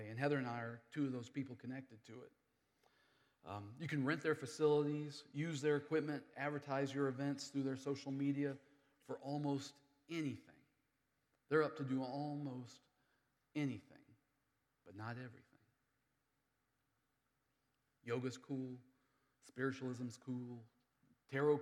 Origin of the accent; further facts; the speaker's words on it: United States; moved away; I live here in the city. I'm an American. I speak English really good.